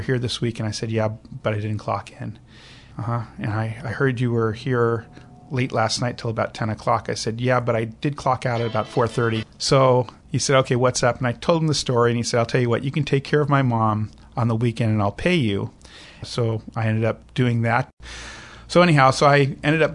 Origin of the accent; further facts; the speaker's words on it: Los Angeles, California, United States; now in Hawaii, United States; I grew up in Los Angeles for my younger years